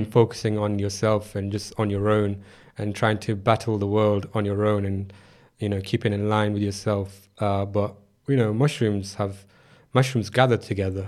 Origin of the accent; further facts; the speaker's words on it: Sheffield, Yorkshire and the Humber, United Kingdom; moved away as an adult; also born or lived in Hong Kong / Manchester; I was raised up in Sheffield